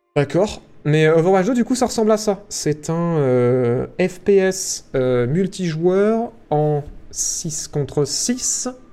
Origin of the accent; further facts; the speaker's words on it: France; on est fiers de la France, on est fiers de notre pays